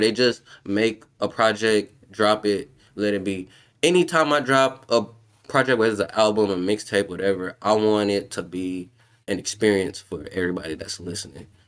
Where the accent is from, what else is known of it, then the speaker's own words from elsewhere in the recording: New Orleans, Louisiana, United States; I'm from New Orleans.